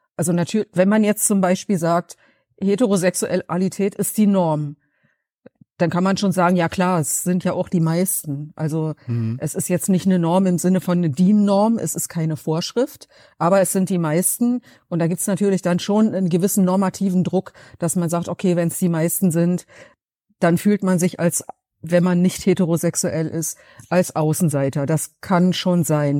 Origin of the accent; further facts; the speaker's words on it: Berlin, Germany; ob ich aus Berlin komme